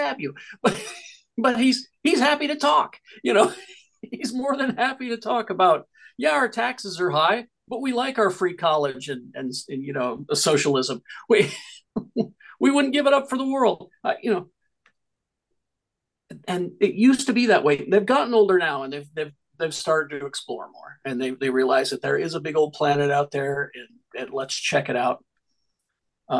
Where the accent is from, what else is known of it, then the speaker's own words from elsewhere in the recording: Salem, Utah, United States; moved away; also born or lived in Salt Lake City, Utah; Salem is so different from when I grew up